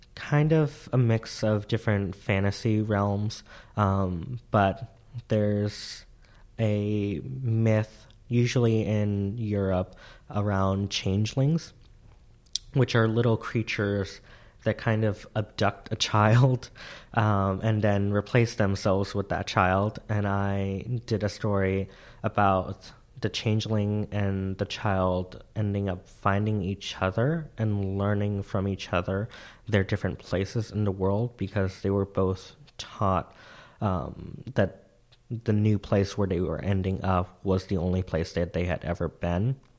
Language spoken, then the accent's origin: English; Central Florida, United States; moved away; I was raised in Central Florida